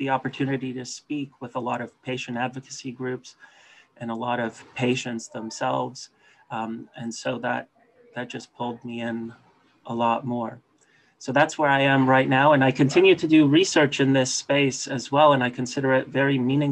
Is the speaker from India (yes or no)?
no; Canada; my home country of Canada